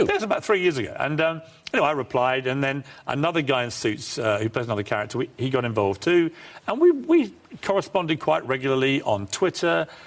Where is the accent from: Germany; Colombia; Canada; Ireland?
Ireland; now in London, United Kingdom; I'm an Irishman